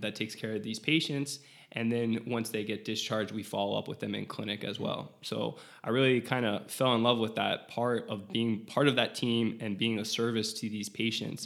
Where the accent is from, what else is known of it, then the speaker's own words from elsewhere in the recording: South Florida, United States; I'm from South Florida.